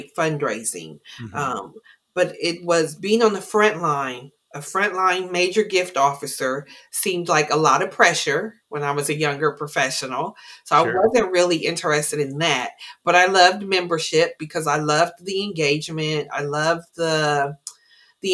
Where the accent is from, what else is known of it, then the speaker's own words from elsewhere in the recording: Columbus, Ohio, United States; Incredibly urban, born and raised in Columbus, Ohio, as urban as that gets